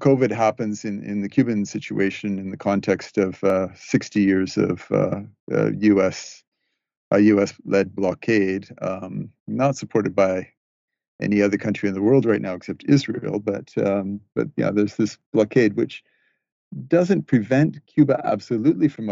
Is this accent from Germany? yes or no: no; British Columbia, Canada; moved away; I'm talking with you today from my hometown in British Columbia. I have come back here for a visit with family. I grew up here